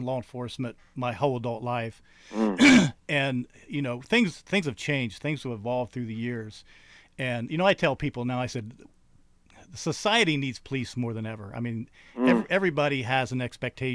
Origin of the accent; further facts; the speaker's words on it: Coolville, Ohio, United States; also born or lived in The Plains, Ohio; I was born and raised in Athens County.